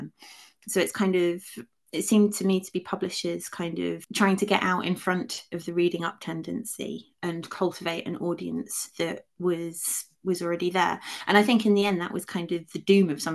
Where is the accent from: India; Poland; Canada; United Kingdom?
United Kingdom; unlike most people who grew up in the UK, I did have a small amount of direct experience of it because for a few years my dad was working in the United States